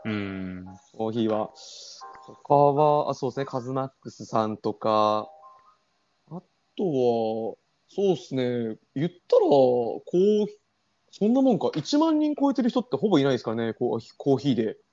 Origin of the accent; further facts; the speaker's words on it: Ehime, Japan; 僕全然、出羽愛媛ですからね